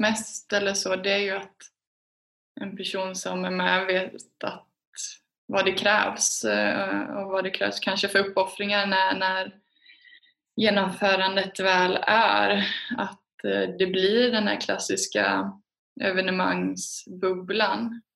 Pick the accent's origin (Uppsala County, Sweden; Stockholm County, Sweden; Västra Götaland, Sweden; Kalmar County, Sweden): Västra Götaland, Sweden; Alingsås; jag är från Alingsås. Det är en handbollsstad